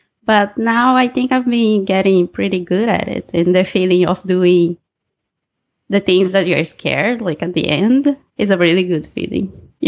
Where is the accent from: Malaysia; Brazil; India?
Brazil; English is a second language; now in Vancouver, Canada; if you have noticed my accent, I'm from Brazil, but I live in Vancouver, BC.